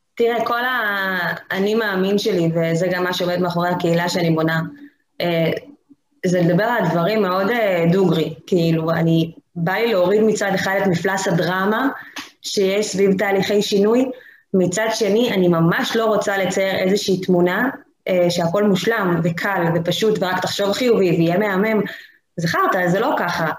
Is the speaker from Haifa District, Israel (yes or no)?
yes; the Krayot, Haifa District, Israel; אני גם במקור מהקריות